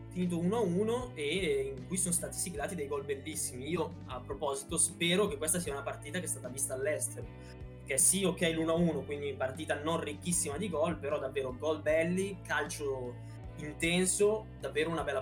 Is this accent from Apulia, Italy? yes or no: yes; Taranto, Apulia, Italy; Eh, lo spero anche io, diciamo da Tarantino